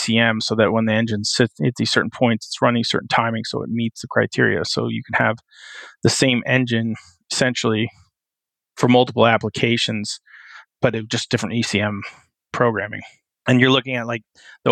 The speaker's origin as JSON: {"language": "English", "region": "West Coast", "country": "United States", "tie": "born or raised there", "also_born_or_lived": "New Jersey / Wyoming", "moved": "yes", "lives_now": "Pittsburgh, United States", "said": "So I grew up on the West Coast"}